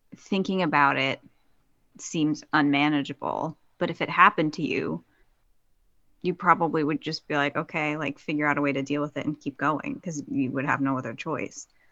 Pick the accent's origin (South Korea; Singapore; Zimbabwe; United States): United States; New Jersey; moved away; my hometown in New Jersey.